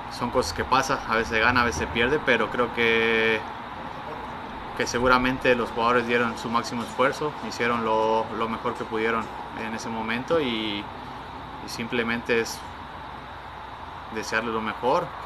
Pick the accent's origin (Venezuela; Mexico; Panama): Mexico; como mexicano me duele que pierda México.